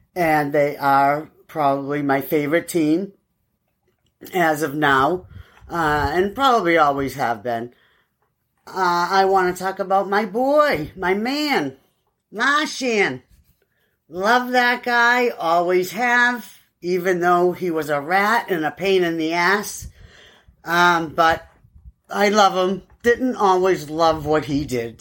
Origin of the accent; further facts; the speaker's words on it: Everett, Massachusetts, United States; now in South Carolina, United States; I am from Everett. And I grew up there for a long time